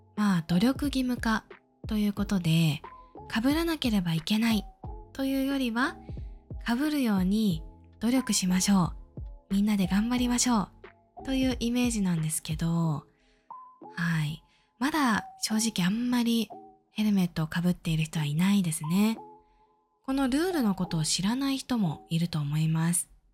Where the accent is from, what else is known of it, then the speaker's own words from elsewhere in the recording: Tokyo, Japan; 私は小さい時からずっと東京に住んでいる